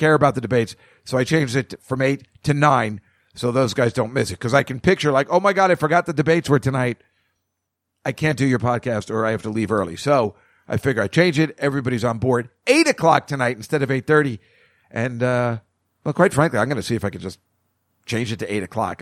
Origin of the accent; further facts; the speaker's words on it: Edison, New Jersey, United States; the mall where I grew up in Edison, New Jersey